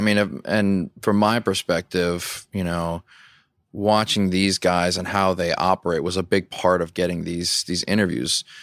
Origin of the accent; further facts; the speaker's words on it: Louisiana, United States; I grew up in Louisiana